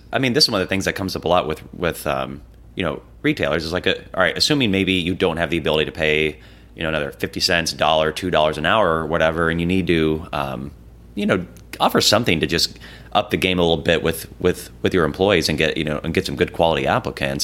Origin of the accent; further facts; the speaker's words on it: Des Moines, Iowa, United States; Des Moines, you know, my hometown